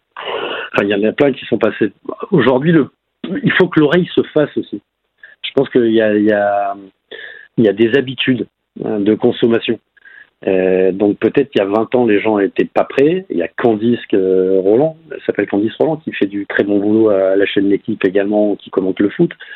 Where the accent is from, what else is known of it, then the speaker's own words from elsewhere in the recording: France; en tant que petit Français